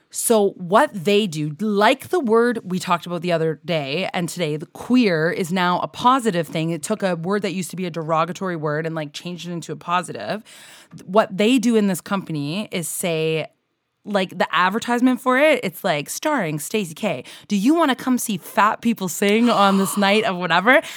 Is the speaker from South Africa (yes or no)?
no; Canada